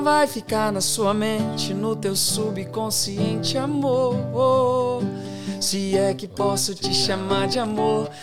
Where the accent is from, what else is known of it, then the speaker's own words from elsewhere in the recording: Divinópolis, Minas Gerais, Brazil; moved away as an adult; now in Australia; eu cresci, eu sou de Minas Gerais